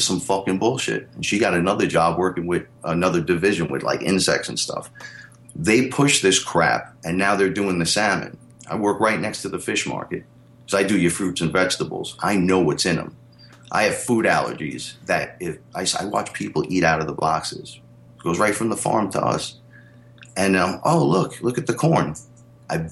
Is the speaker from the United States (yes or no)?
yes; New York City, New York, United States; I'm from the Bronx